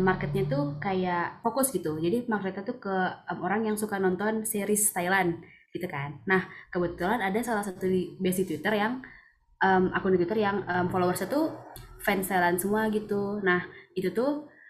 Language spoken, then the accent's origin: Indonesian; Balikpapan, East Kalimantan, Indonesia; rumah aku kebetulan di Balikpapan